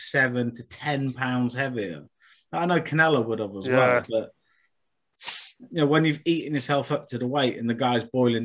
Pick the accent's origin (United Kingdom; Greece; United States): United Kingdom; Yorkshire and the Humber